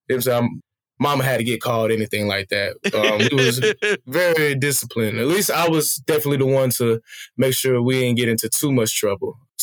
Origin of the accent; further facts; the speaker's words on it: Smyrna, Georgia, United States; moved away as an adult; also born or lived in Beijing, China; I'm born and raised in Smyrna, Georgia, specifically. Well, I was born in Fulton County, but raised in Smyrna